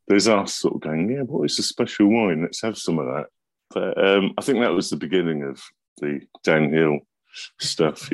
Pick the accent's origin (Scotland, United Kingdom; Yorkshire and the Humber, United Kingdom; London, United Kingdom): London, United Kingdom; I was brought up just around the corner from Denmark Street